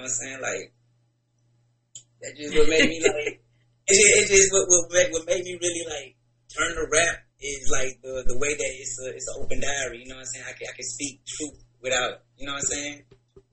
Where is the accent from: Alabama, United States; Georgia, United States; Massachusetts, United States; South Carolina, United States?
Georgia, United States; Warner Robins; now in Atlanta, United States; I'm from Warner Robins. You know what I'm saying? Warner Robins, Georgia.